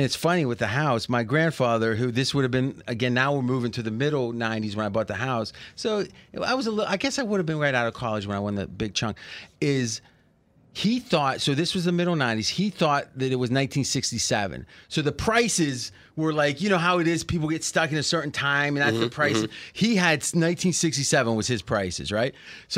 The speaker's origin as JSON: {"language": "English", "region": "Ohio", "country": "United States", "tie": "born or raised there", "also_born_or_lived": "Blair, Ohio", "said": "So we were living in one of his rentals when I was born in Blair, where Joey Galloway's from, right next door to where I grew up in Ohio."}